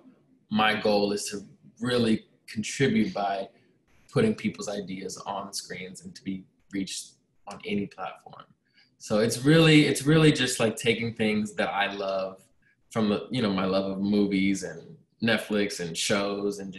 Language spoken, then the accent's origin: English; Northern Virginia, United States; moved away as an adult; now in Chicago, United States; I'm from Northern Virginia, and I moved to Chicago